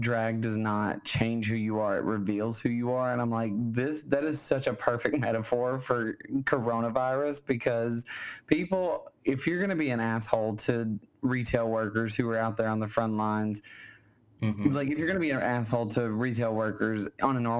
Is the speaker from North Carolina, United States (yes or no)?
no; Alabama, United States; now in California, United States; my home state of Alabama